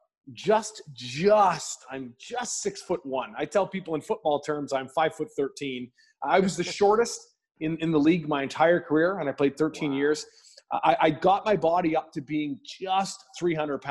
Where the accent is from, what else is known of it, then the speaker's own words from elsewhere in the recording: just outside of Vancouver, British Columbia, Canada; I'm born and raised just outside of Vancouver in Canada